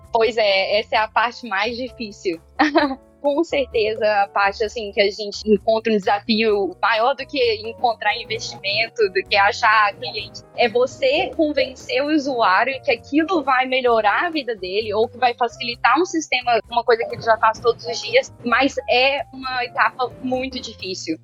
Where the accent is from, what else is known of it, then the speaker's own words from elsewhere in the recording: Belo Horizonte, Minas Gerais, Brazil; moved away as an adult; now in London, United Kingdom; sou de Belo Horizonte, nunca tinha saído do Brasil antes do Ciência Sem Fronteiras